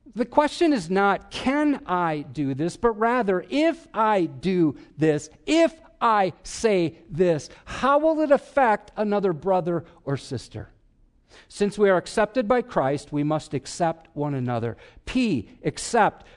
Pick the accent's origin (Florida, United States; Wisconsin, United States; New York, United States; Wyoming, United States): Wisconsin, United States; I'm from Wisconsin